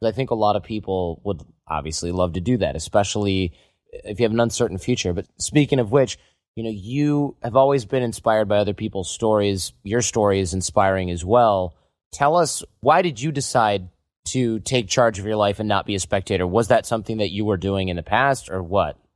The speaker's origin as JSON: {"language": "English", "region": "Midwest", "country": "United States", "tie": "born or raised there", "said": "growing up in the Midwest"}